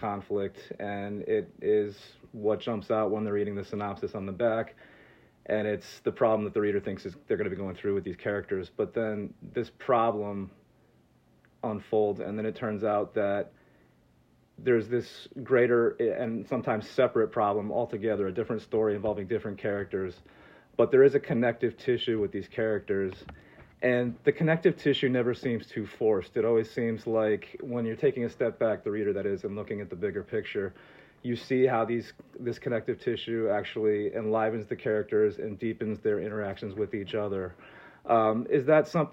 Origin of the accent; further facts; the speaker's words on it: East Coast, United States; moved away; I grew up on the East Coast. I moved to the West Coast.